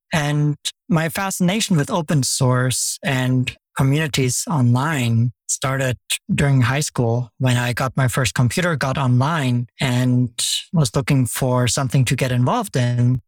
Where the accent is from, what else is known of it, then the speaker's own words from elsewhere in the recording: Germany; I grew up in Germany